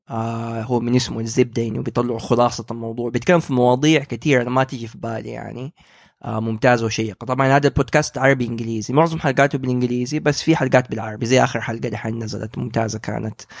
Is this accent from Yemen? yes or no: no; Saudi Arabia; فهذه اول شبكه عندنا في السعوديه لبودكاستات